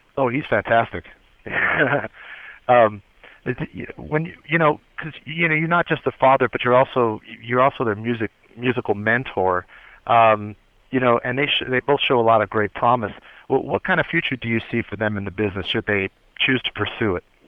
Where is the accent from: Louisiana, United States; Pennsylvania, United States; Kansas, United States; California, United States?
California, United States; Bakersfield; I'm from Bakersfield